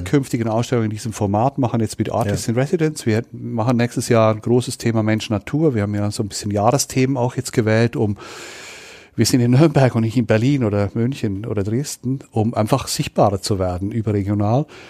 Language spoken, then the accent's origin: German; Switzerland; now in Nuremberg, Germany; Ich bin Schweizer, ich habe auch Migrationshintergrund